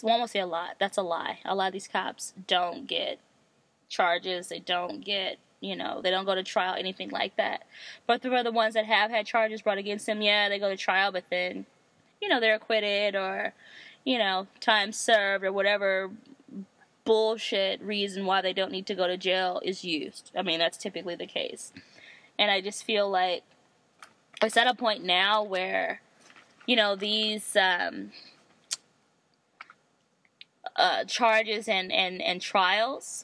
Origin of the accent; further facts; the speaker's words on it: United States; I'm American.